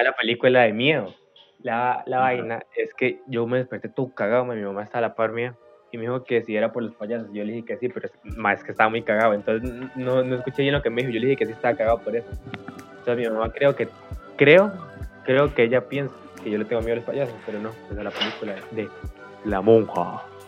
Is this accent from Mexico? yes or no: no; Costa Rica; los que somos de Costa Rica y crecimos